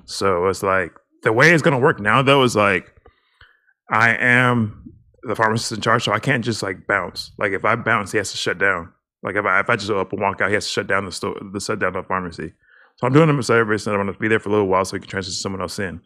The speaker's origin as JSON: {"language": "English", "region": "Texas", "country": "United States", "said": "we're from Texas."}